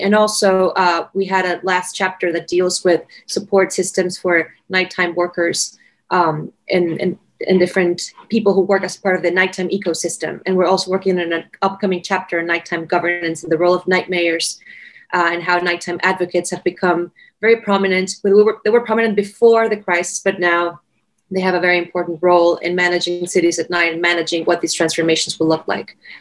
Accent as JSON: {"language": "English", "town": "Caracas", "region": "Capital District", "country": "Venezuela", "tie": "born or raised there", "moved": "as an adult", "lives_now": "Washington, D.C., United States", "said": "I'm originally from Caracas, from Venezuela, which is one of the most dangerous cities and violent cities in the world"}